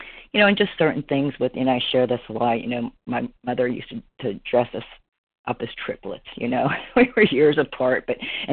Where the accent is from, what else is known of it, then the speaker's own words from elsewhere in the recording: Pennsylvania, United States; moved away as an adult; now in Florida, United States; I'm originally from Pennsylvania